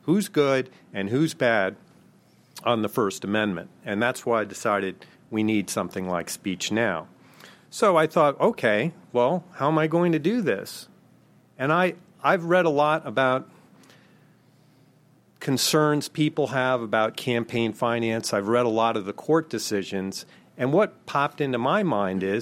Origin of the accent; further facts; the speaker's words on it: Maryland, United States; Maryland, my home state